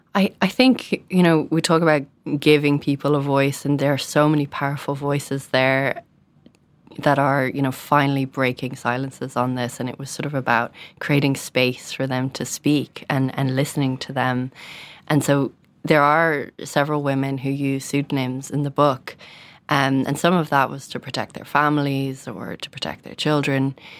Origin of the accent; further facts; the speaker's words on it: Dublin, Leinster, Ireland; a young woman growing up in Dublin